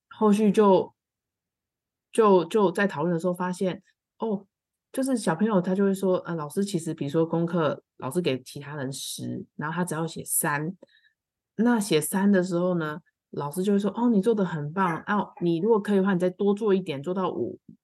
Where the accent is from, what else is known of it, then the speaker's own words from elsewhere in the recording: Kaohsiung, Taiwan; 因为我本身是高雄人啦